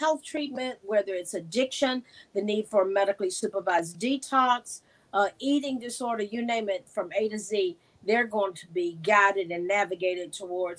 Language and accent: English; the South, United States; I was a dyed-in-the-wool liberal with a black twist growing up in the South